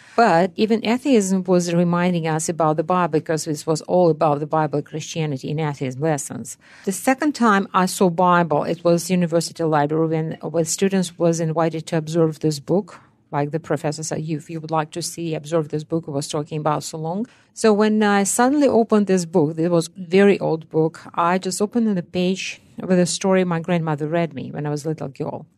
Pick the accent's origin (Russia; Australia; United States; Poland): Russia; English is a second language; I was born and raised in Soviet Union